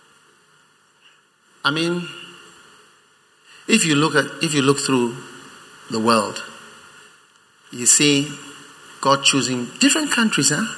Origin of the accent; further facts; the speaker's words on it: Ghana; I'm a Ghanaian.